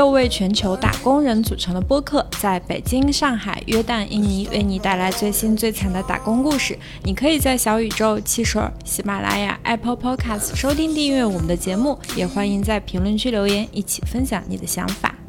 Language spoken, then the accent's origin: Chinese; China; moved away; 我们三位呢都是来自东北和西北，都是冬天家乡会下大雪的地方。